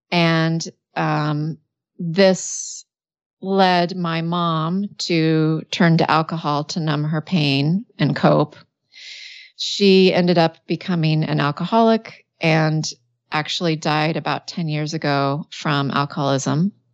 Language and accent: English; Washington, United States; I was born and raised in Washington State, and it was in the desert part of that state.